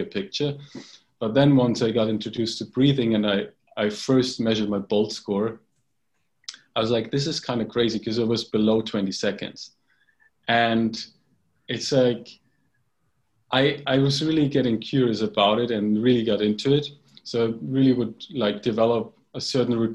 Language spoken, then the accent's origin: English; Bavaria, Germany; I grew up in Germany in a little village in Bavaria in the south of Germany